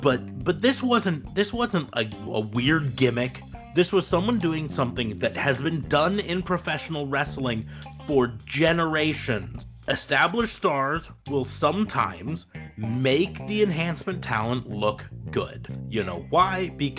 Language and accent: English; United States; I'm an American. I've lived here my entire life.